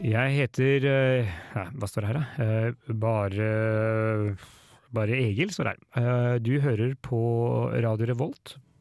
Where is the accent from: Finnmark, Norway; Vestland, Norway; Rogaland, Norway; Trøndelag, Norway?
Trøndelag, Norway; jeg er trønder